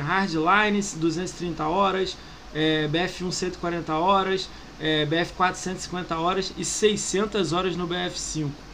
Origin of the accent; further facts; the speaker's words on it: Rio de Janeiro, Brazil; Eu sou do Rio